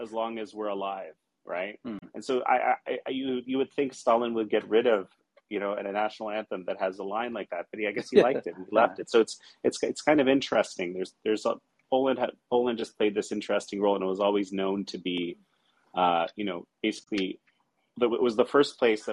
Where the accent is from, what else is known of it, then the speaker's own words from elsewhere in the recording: Toronto, Ontario, Canada; growing up in Toronto, Canada, and Canadian as a kid